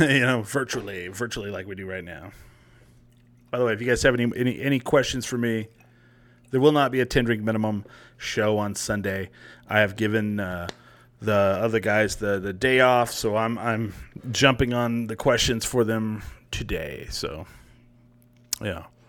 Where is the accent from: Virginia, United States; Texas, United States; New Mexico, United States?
New Mexico, United States; when I was growing up, we didn't call it the land of enchantment. We called it the land of entrapment